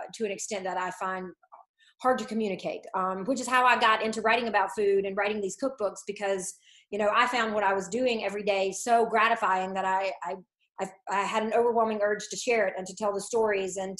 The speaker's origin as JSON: {"language": "English", "area": "Franklin County", "region": "Eastern North Carolina", "country": "United States", "tie": "born or raised there", "said": "I'm originally from Eastern North Carolina, Franklin County, which is a rural farming county"}